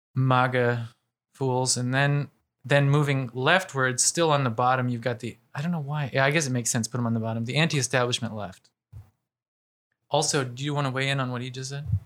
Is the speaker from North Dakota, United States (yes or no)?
no; Ohio, United States; I'm from Ohio